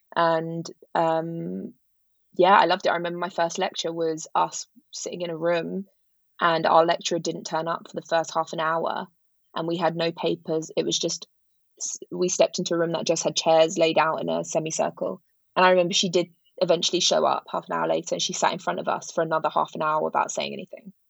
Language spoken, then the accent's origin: English; London, United Kingdom; I grew up in London, in West London.